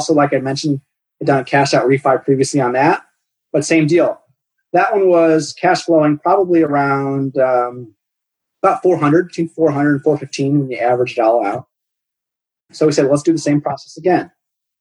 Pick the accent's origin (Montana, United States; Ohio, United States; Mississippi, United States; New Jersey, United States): Ohio, United States; Cleveland; I grew up in Cleveland, or just east of Cleveland.